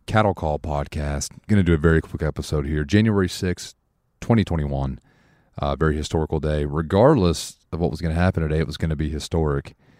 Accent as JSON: {"language": "English", "country": "United States", "said": "as an American"}